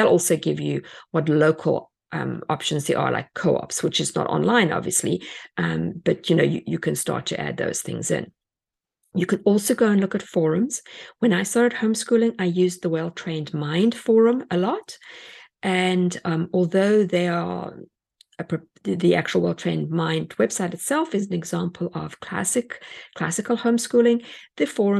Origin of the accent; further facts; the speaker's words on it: South Africa; moved away; We came from South Africa and everything was on a boat.